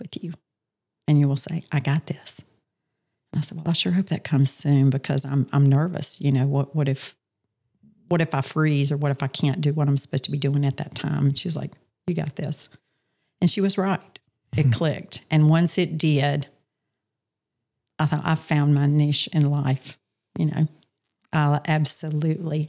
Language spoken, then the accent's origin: English; Charlotte, North Carolina, United States; moved away as an adult; also born or lived in Montana; now in Myrtle Beach, United States; I'm originally from Charlotte, North Carolina. Grew up there with all of my family